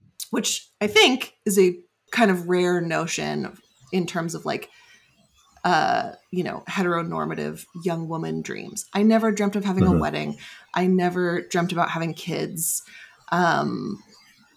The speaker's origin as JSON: {"language": "English", "area": "Bay Area", "region": "California", "country": "United States", "tie": "born or raised there", "said": "I grew up in the Bay Area."}